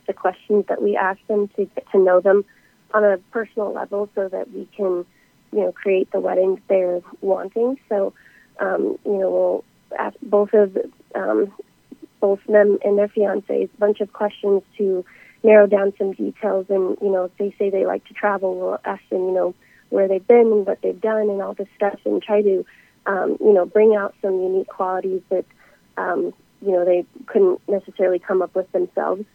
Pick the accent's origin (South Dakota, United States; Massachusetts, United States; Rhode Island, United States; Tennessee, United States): South Dakota, United States; Spearfish; moved away as an adult; also born or lived in Alabama; I'm originally from Spearfish, South Dakota